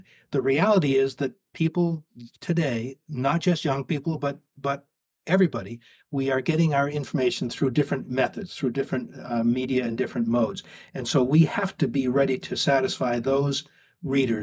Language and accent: English; Portland, Maine, United States; I'm back in my hometown in Portland